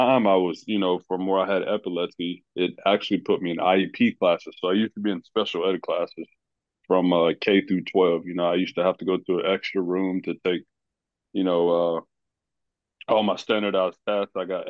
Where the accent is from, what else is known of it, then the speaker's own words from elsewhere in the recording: Knoxville, Tennessee, United States; also born or lived in Maryville; I'm originally from here in Knoxville, Tennessee. I was born in Maryville, Tennessee, but my parents and my family, we ended up moving to Knoxville, Tennessee.